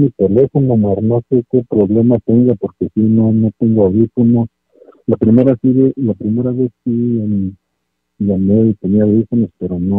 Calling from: Chicago, Illinois, United States; de Chicago.

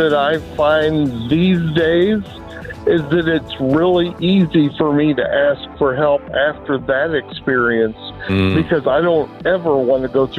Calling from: Casa Grande, Arizona, United States; I'm calling from Casa Grande, Arizona.

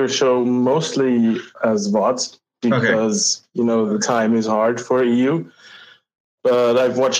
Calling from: Vienna, Austria; I'm calling from Vienna, Austria.

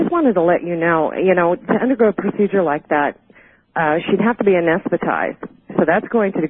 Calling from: Albuquerque, New Mexico, United States; I'm calling from Albuquerque, listening to you on KKOB.

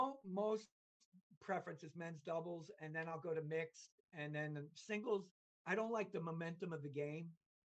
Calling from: Connecticut, United States

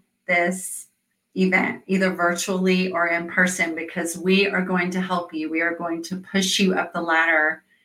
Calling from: Atlanta, Georgia, United States; So I am talking from Atlanta, Georgia

